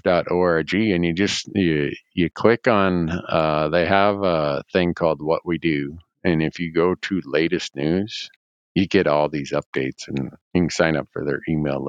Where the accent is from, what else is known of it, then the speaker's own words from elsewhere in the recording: Montana, United States; my home state of Montana